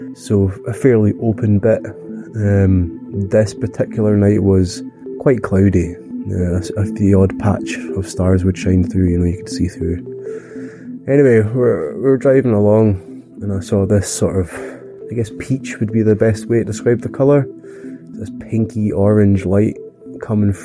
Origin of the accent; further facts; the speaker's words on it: Glencoe, Scotland, United Kingdom; I'm from Glencoe, the west coast of Scotland, in the Highlands.